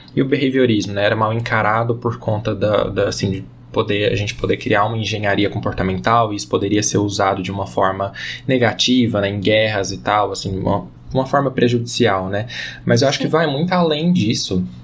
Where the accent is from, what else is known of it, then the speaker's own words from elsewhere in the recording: Goiás, Brazil; eu sou daqui de Goiás